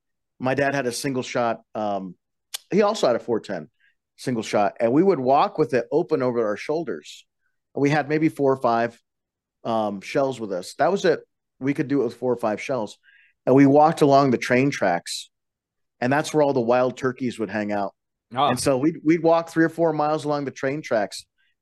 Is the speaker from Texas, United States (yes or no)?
no; Colorado, United States; I was raised on the Western Slope, 15 miles outside of the Rocky Mountain National Park. We had a 4-day school week